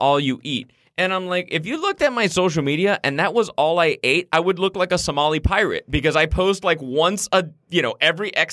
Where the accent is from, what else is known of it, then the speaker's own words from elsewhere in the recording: Miami, Florida, United States; now in Los Angeles, United States; my hometown, obviously I travel back to Miami